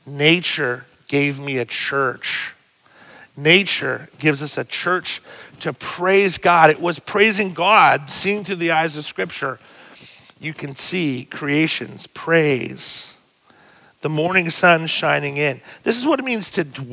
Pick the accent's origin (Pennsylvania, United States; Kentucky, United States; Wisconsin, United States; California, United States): Pennsylvania, United States; Pennsylvania, my home state too